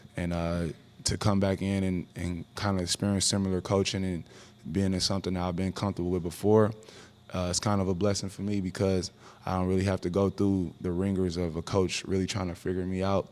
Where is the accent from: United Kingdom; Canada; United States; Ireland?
United States; Oakland, California; growing up in Oakland, California